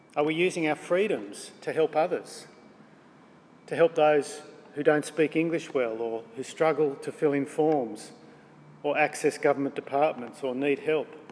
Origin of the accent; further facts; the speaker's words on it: Australia; We're Australian